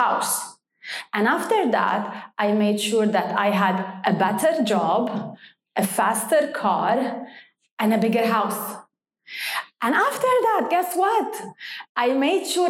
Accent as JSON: {"language": "English", "country": "Lebanon", "tie": "born or raised there", "moved": "as an adult", "lives_now": "Dubai, United Arab Emirates", "said": "I was born in Lebanon and stayed in Lebanon"}